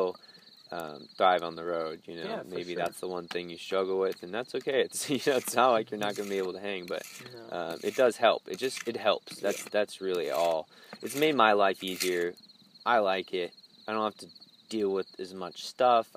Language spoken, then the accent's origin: English; Plano, Texas, United States; also born or lived in Durban, South Africa; a white boy in Dallas living in Plano where I grew up